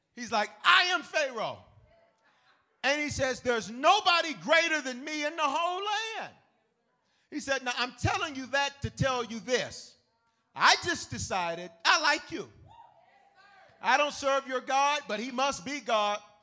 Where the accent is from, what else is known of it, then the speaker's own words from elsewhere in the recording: the South, United States; I'm from the South